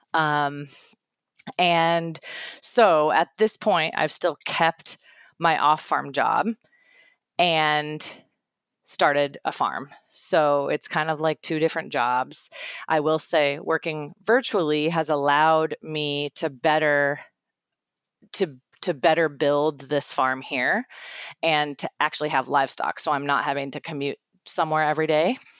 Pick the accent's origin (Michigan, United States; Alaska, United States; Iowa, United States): Iowa, United States; I'm from Iowa